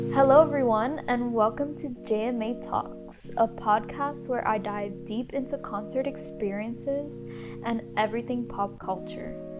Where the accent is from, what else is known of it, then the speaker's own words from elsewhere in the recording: Miami, Florida, United States; I'm from Miami, Florida